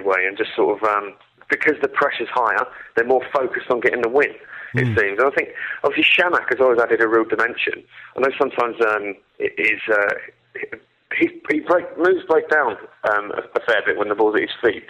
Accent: Essex, East of England, United Kingdom; moved away; I'm from Essex originally

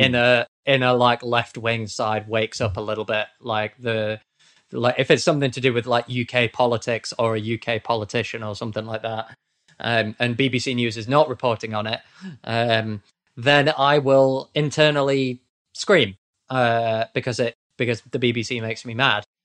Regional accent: United Kingdom; accent: posh British; I am also British.

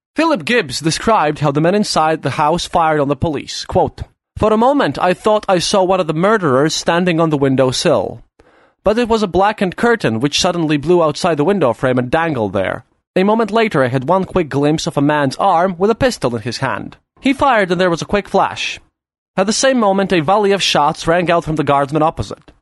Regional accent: Latvia

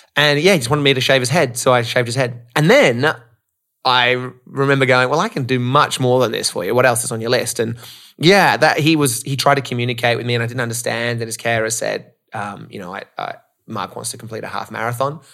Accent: Australia; moved away as an adult; also born or lived in Canada; now in Los Angeles, United States; I grew up in Australia, living in L A now

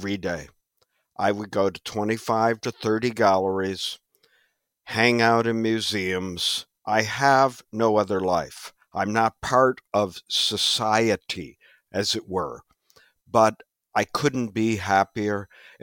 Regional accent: Midwest, United States; now in New York, United States; I'm from the Midwest

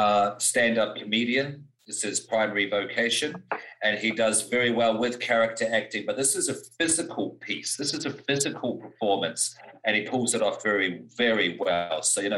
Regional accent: New Zealand; growing up in New Zealand

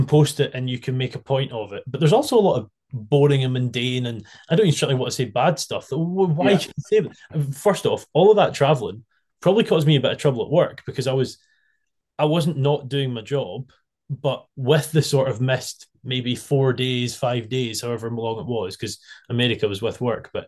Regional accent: United Kingdom; we as British people

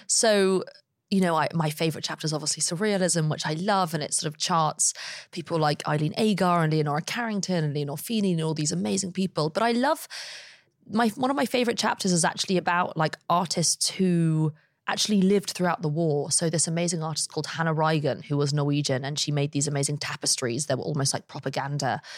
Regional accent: London, United Kingdom; I grew up in London

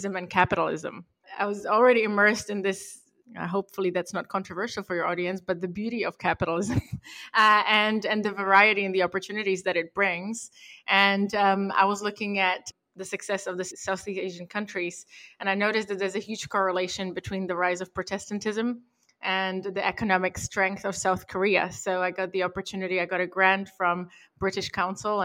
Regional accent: Prague, Czechia; also born or lived in Europe / United Kingdom; now in Santa Monica, United States; I was born and raised in Prague in the Czech Republic in the 90s

